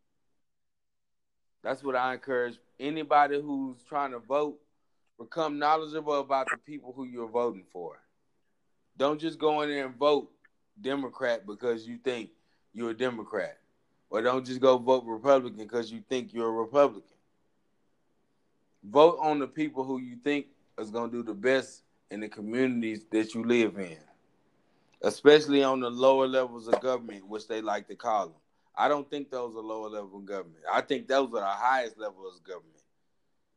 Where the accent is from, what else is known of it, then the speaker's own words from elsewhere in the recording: Houston, Texas, United States; I'm from Houston